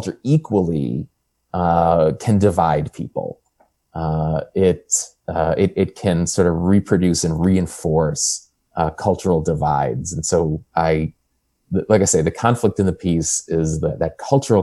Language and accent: English; Buffalo, New York, United States; moved away as an adult; also born or lived in Washington, D.C. / Charlottesville, Virginia / Wilkes-Barre, Pennsylvania; I grew up outside of Buffalo, New York, and went to college in Washington, D.C., and graduate school in Charlottesville, Virginia